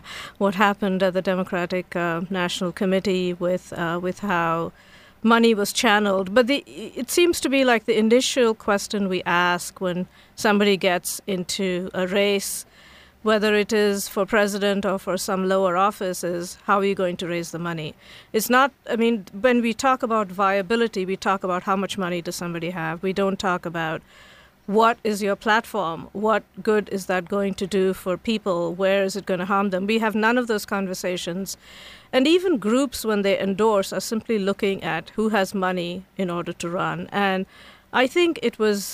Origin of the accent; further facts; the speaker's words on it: India; moved away as an adult; now in College Park, United States; So I grew up in India, and I came here as a graduate student about 30-some years ago